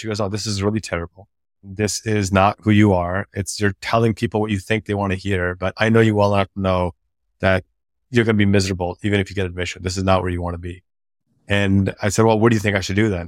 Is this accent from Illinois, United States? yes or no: yes; DuPage County, Illinois, United States; born or raised there; also born or lived in Pakistan